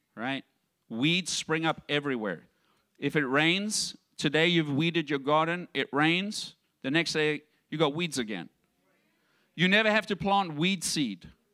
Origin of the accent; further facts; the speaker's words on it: South Africa; moved away; I grew up in South Africa and in the environment that I grew up, I had a poverty mindset